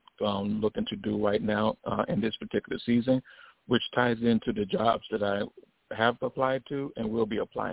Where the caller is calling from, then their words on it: Chicago, Illinois, United States; I'm calling out of Chicago.